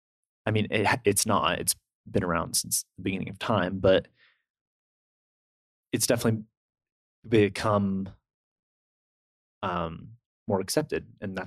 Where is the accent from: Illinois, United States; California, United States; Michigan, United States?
California, United States; I've had exposure to that because I'm from California.